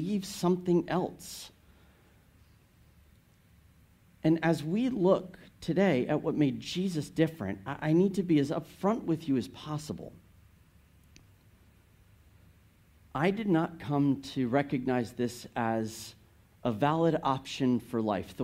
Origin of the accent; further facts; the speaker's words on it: United States; as an American